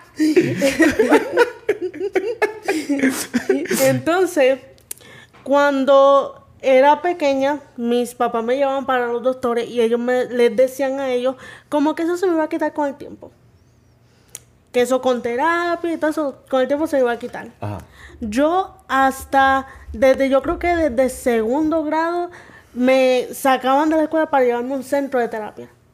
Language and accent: Spanish; Las Piedras, Puerto Rico; Fui criada en mi pueblito de Las Piedras.